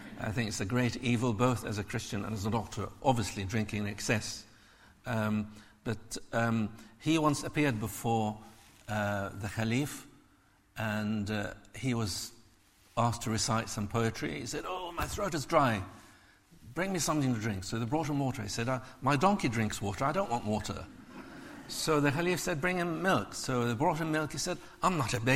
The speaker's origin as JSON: {"language": "English", "country": "Israel", "tie": "born or raised there", "said": "I grew up in Israel. I was called a dirty Arab by Jewish kids quite often"}